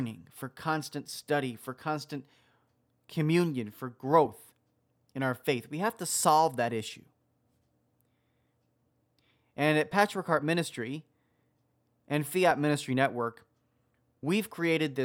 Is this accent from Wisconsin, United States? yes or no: yes; Wisconsin, United States; the state of Wisconsin, which is my home state.